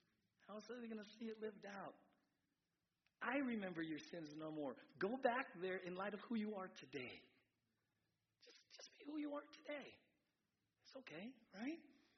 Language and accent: English; San Diego, California, United States; I grew up in San Diego, and I know it can be awkward, you know, all this freedom to move forward.